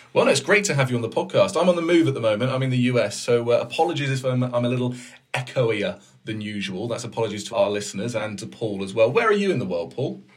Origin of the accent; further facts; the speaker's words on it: United Kingdom; now in Denmark; I'm usually based in Denmark and I'm British